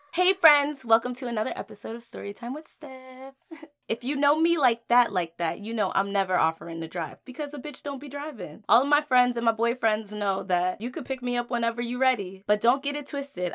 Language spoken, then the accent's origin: English; New Jersey, United States; moved away as an adult; now in Washington, D.C., United States; I was born and raised in Jersey